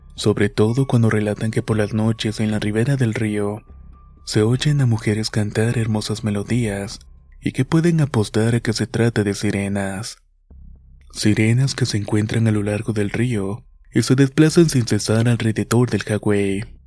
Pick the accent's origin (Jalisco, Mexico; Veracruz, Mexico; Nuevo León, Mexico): Veracruz, Mexico; Minatitlán; de Veracruz. Mi ciudad Minatitlán